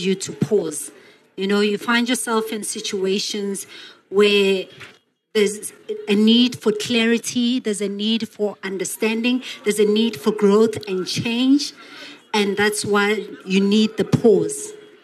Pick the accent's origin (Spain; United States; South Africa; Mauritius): South Africa; Johannesburg, Gauteng; I'm from the township, I'm from Alex